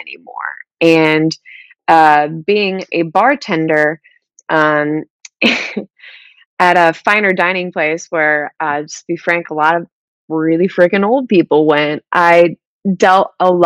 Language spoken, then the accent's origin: English; Peoria, Illinois, United States; moved away; also born or lived in Kentucky; I grew up in Peoria, Illinois.